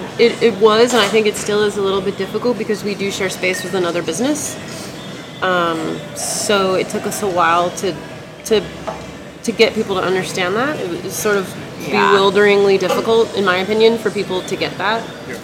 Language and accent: English; Seattle, Washington, United States; I grew up in North Seattle, moved to West Seattle in 98.